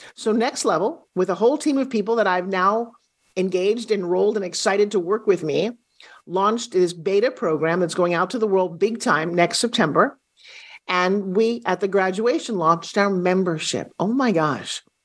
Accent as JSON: {"language": "English", "region": "New York", "country": "United States", "also_born_or_lived": "California", "moved": "yes", "lives_now": "Florida, United States", "said": "I'm from New York, spent years living in California."}